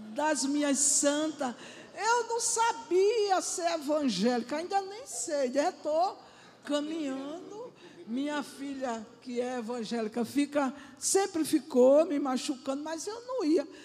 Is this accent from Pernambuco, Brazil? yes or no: yes; Pernambuco, Brazil; moved away as an adult; now in Rio de Janeiro, Brazil; eu sou pernambucana, só estou com quatro meses aqui com vocês